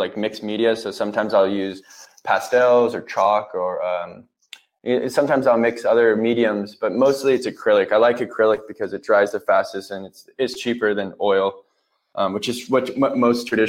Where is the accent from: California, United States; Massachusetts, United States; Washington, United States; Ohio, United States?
California, United States; Huntington Beach; I grew up, I'm from California. I grew up in Huntington Beach